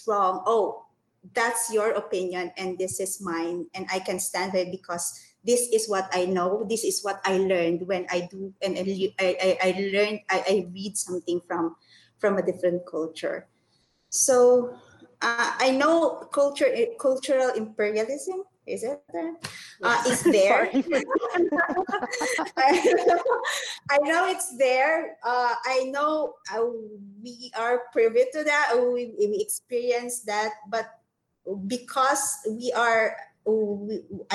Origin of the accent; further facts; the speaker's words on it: Philippines; I'm from the Philippines. I'm a Filipino